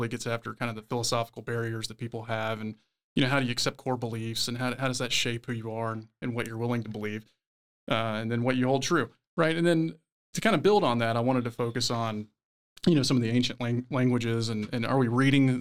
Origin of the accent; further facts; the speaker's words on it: Tampa, Florida, United States; moved away as an adult; I'm originally from Tampa